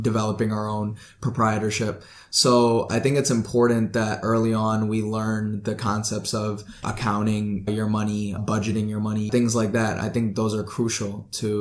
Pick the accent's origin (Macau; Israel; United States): United States; Oswego, Illinois; also born or lived in Hyderabad, India; I come from Oswego, Illinois. And my family, I grew up in around here, but I was actually born in Hyderabad